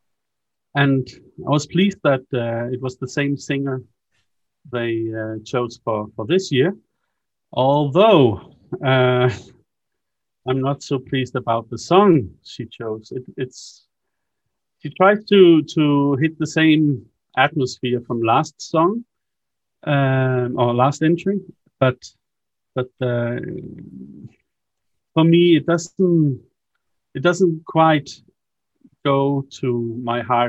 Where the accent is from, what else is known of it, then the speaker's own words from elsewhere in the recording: Denmark; From Denmark.